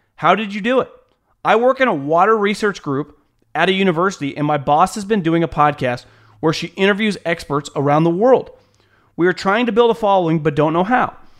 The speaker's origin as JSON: {"language": "English", "region": "Northern California", "country": "United States", "tie": "born or raised there", "said": "I'm from Northern California, born and raised."}